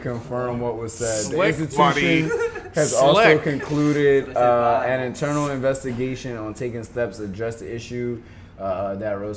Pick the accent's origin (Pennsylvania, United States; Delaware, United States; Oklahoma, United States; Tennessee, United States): Pennsylvania, United States; Philadelphia; I grew up in Philly